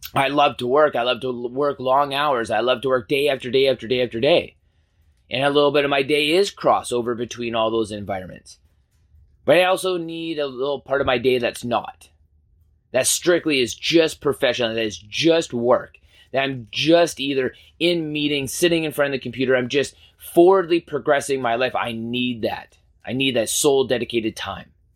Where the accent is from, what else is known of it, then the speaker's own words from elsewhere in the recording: Canada; as a Canadian